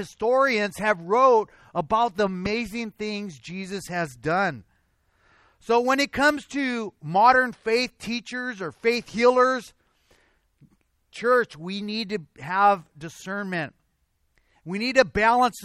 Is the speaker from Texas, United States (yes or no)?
no; Azusa, California, United States; also born or lived in Covina; Sometimes I'll say, I'm from Covina. Because this is where I work. This is where I spend a lot of my time, even though I'm raised in Azusa